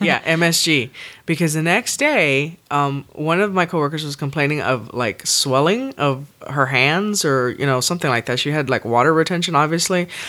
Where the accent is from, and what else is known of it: Texas, United States; born or raised there